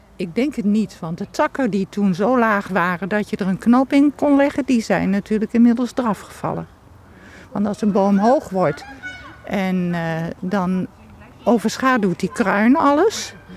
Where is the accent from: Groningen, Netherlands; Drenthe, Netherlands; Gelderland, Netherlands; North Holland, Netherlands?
Gelderland, Netherlands; Achterhoek; ik ben wel in de Achterhoek geboren, maar niet in Vorden.